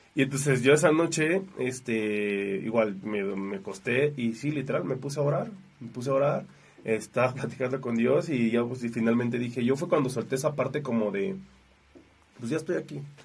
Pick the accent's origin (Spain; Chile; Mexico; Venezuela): Mexico; de las 60 personas nada más éramos como 6 mexicanos